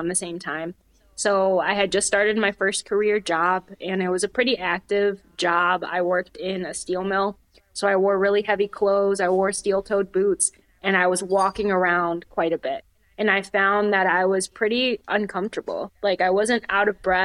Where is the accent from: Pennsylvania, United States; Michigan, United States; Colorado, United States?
Michigan, United States; moved away as an adult; also born or lived in Upper Peninsula, Michigan; now in Northwest Indiana, United States; I grew up in Michigan and I moved to the Upper Peninsula for college